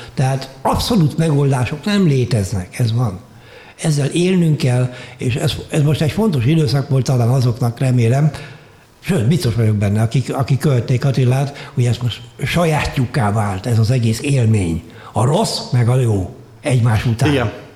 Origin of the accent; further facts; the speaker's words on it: Hungary; moved away as an adult; also born or lived in Vienna, Austria / Germany; Bécsből Magyarországra költöztem haza öt évre